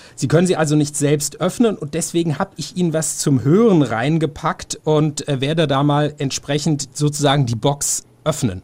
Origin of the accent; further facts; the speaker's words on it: Swabia, Baden-Württemberg, Germany; Ich komme aus Schwabenland